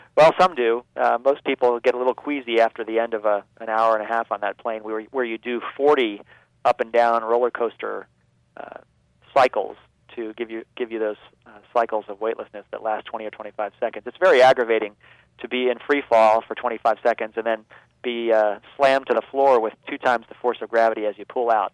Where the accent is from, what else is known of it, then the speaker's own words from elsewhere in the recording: Baltimore, Maryland, United States; they were building uh, rockets in my hometown as part of the Gemini program